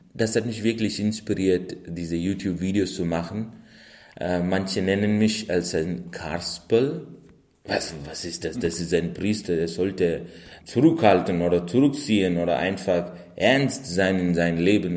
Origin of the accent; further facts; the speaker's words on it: India; moved away; bin ich in Indien geboren